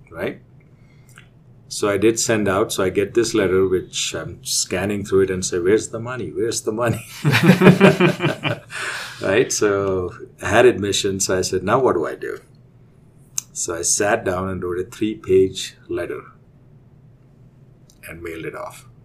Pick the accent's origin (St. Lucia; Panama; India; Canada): India; moved away as an adult; now in United States; we'll we'll go back from the uh, time I was growing up in India. Um, I did my undergrad in India, in uh, believe it or not, in agriculture. So when I finished my undergrad, I really wanted to come to the U.S.